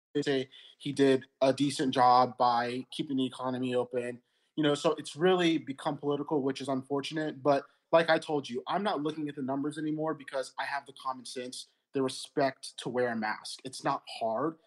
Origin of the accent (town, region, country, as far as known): United States